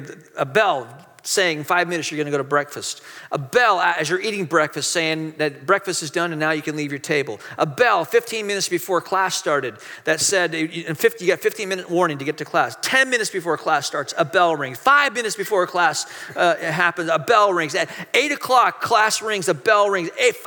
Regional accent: Hong Kong; born there; also born or lived in Malaysia; I mean, a lot of you know, I grew up overseas. I was born in Hong Kong. I went to boarding school in Malaysia.

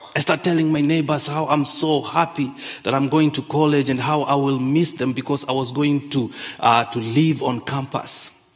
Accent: Kenya; moved away; I grew up in Kenya.

